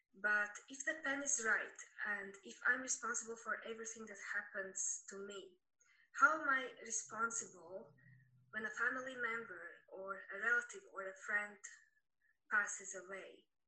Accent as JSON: {"language": "English", "country": "Latvia", "said": "I'm from Latvia."}